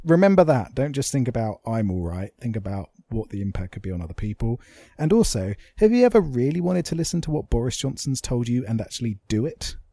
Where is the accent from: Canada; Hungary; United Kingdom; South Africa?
United Kingdom; England; as English people